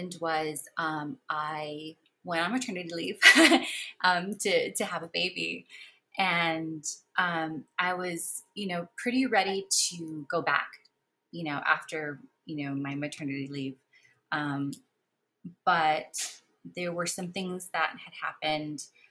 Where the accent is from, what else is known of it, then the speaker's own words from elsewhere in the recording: Mexico; moved away; I was born in Mexico.